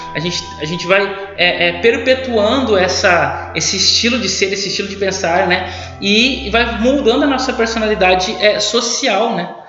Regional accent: Brazil; nós, brasileiros

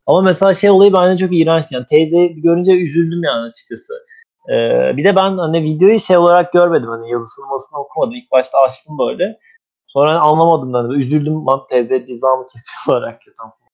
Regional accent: Anatolia, Turkey; bir Anadolu çamarı olarak

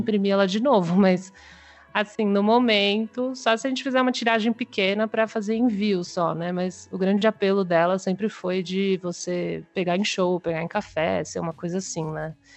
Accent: São Paulo, Brazil; eu sou de São Paulo

